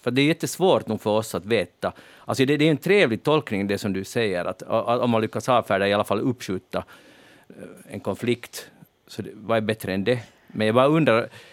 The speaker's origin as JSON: {"language": "Swedish", "town": "Helsinki", "region": "Uusimaa", "country": "Finland", "said": "Annat än med oss helsingforsare, vi bräker inte"}